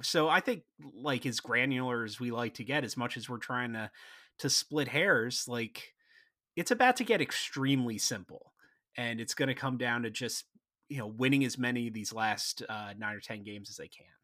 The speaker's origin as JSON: {"language": "English", "area": "Philadelphia area", "region": "Pennsylvania", "country": "United States", "said": "I'm from the Philadelphia area"}